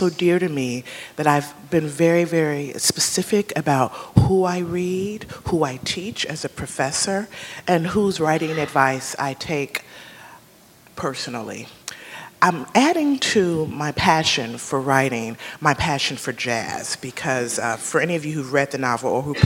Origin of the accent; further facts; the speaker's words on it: Chicago, Illinois, United States; also born or lived in Kansas City, Missouri; now in New York, United States; I'm a Midwesterner by roots. I was born in Kansas City, Missouri, and grew up in the suburbs of Chicago